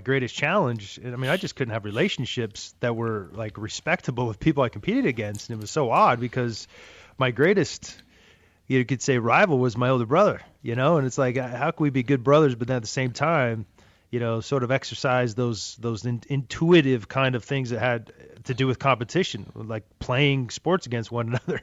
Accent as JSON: {"language": "English", "region": "Wyoming", "country": "United States", "tie": "born or raised there", "moved": "yes", "said": "when I grew up in Wyoming"}